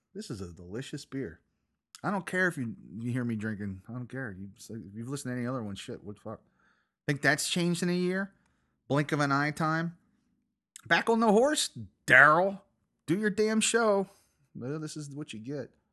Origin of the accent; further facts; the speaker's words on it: United States; I'm an American